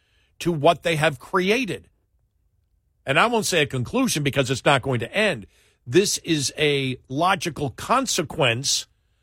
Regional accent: Buffalo, New York, United States; And it's not, you know, growing up in New York in Buffalo with the snow, you said, okay, we make it snow.

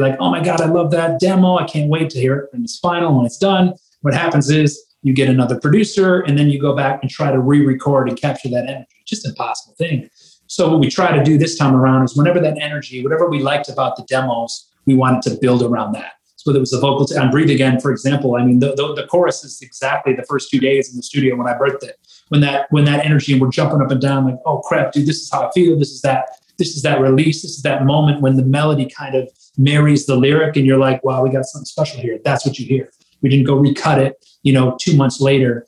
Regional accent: Michigan, United States; growing up in Michigan

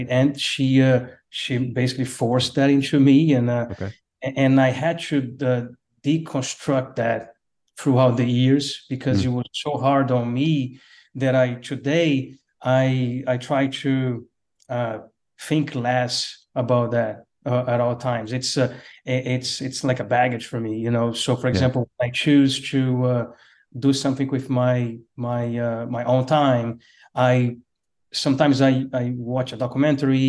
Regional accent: Brazil; English is a second language; moved away as an adult; now in United States; I was born in Brazil and then went to work in the oil field and moved to the U.S.

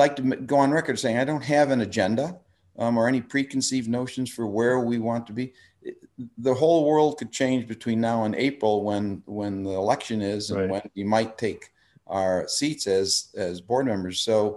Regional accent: Park Ridge, Illinois, United States; now in Lake Forest, United States; I grew up in Park Ridge

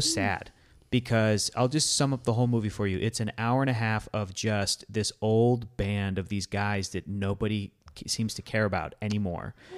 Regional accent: San Diego, California, United States; I grew up around Southern California

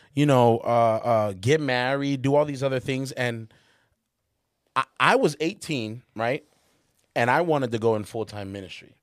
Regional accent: Charlotte, North Carolina, United States; moved away as an adult; I'm coming from Charlotte where everybody at my school was black and Hispanic

